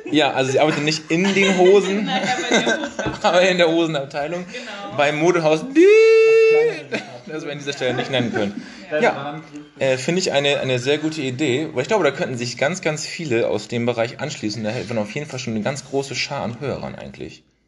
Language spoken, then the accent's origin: German; Bremen, Germany; als Bremer